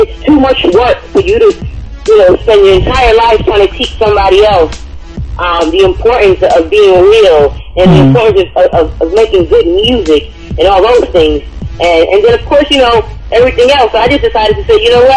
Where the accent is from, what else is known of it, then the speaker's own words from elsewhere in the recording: New York City, New York, United States; I'm from New York, Brooklyn, New York. Born in Brownsville, raised in East New York